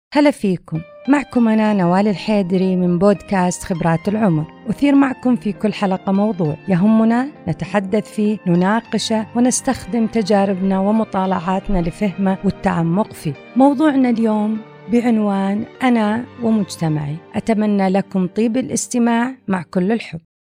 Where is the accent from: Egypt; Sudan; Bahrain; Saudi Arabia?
Saudi Arabia; فنحن كمجتمع سعودي